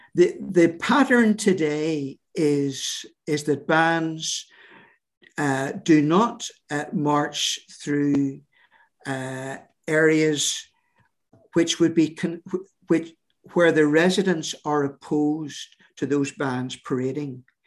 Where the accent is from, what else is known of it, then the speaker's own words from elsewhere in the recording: Northern Ireland, United Kingdom; our sense of who we are as British, uh, Protestant, uh, Northern Irish people